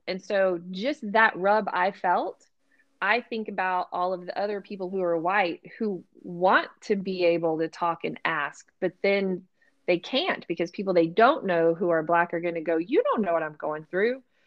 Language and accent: English; Texas, United States; We did not learn that in Texas